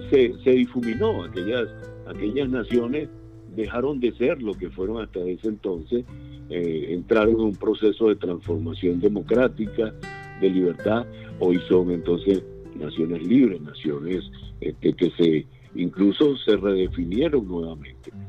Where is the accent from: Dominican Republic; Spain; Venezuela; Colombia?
Venezuela; moved away; Y finalmente yo este, salí de Venezuela hace muchos años, cuando preví que la situación iba a ir de mal en peor.